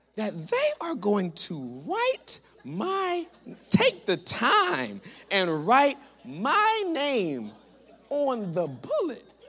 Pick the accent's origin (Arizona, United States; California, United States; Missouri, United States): California, United States; Southern; moved away as an adult; now in Texas, United States; I am from Southern California